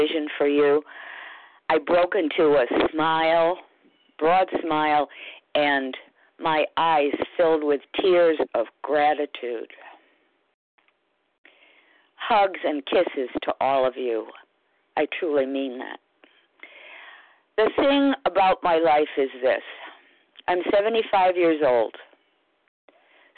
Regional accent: United States; I'm an American

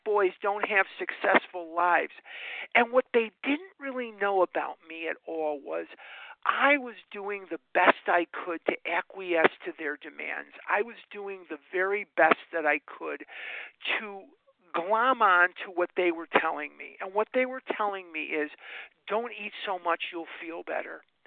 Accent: Chicago, Illinois, United States; now in Scottsdale, United States; I am born and raised in Chicago, but I now live in Scottsdale, Arizona

